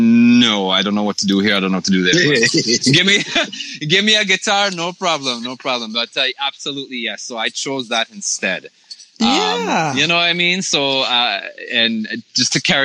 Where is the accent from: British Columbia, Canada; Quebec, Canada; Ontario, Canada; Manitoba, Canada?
Ontario, Canada; Toronto; we're from Toronto